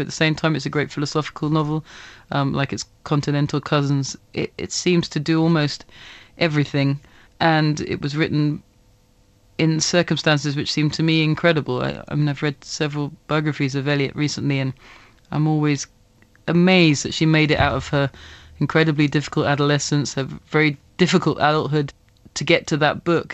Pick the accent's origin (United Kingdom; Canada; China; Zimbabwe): United Kingdom; England; I didn't grow up in, in England, uh, that overtly, uh, racist